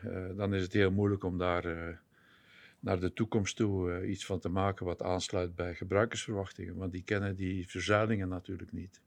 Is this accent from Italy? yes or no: no; Belgium; moved away as an adult; also born or lived in Netherlands; ik kom oorspronkelijk uit België, zoals jullie ongetwijfeld zullen horen in de podcast